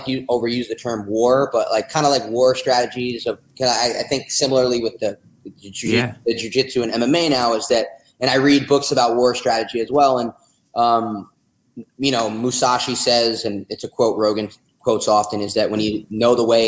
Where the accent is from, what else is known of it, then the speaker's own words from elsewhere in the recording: New Jersey, United States; now in Austin, United States; I'm from New Jersey